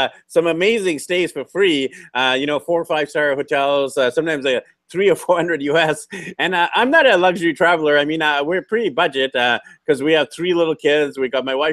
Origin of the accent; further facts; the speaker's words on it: Canada; the 30 million of us in this big country